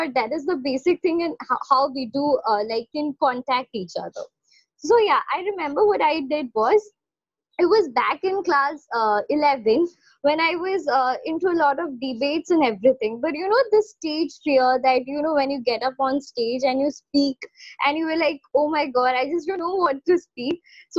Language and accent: English; Kolkata, West Bengal, India; I am from Kolkata